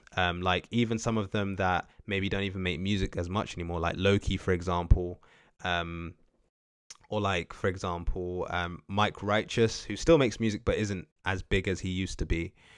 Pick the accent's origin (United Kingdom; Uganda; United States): United Kingdom; as Black British people from the U K